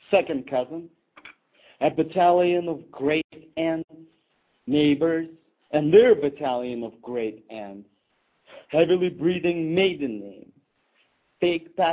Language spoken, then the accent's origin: English; New York City, New York, United States; moved away as an adult; now in Jerusalem, Israel; My wife and I are spending a year here. Oh, but otherwise, we're from New York.